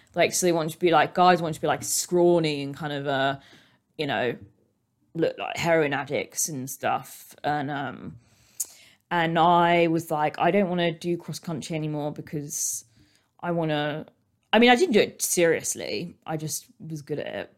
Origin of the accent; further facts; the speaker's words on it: United Kingdom; we are British. We are British. British, British, British